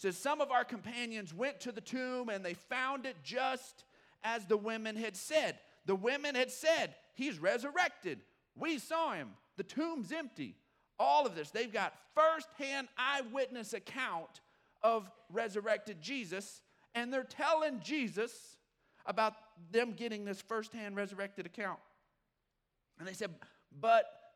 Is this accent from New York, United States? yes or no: no; Odessa, Texas, United States; I grew up in Odessa, Texas